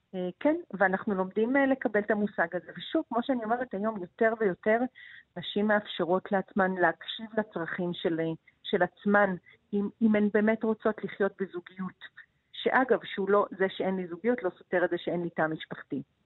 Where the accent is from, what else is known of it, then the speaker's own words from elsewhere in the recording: Israel; אני מקיבוץ